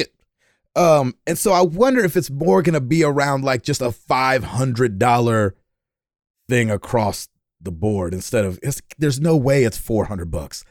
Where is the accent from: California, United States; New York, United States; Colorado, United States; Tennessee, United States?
Tennessee, United States; Nashville; I'm from Nashville, Tennessee